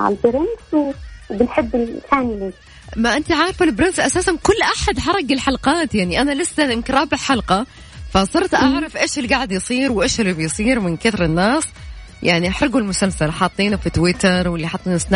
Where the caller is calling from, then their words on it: Jeddah, Makkah Province, Saudi Arabia; أنا من جدة